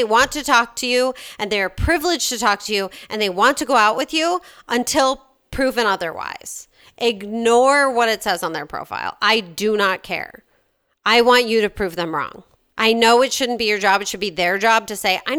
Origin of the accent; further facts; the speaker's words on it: Chicago, Illinois, United States; accent: Chicago; my Chicago accent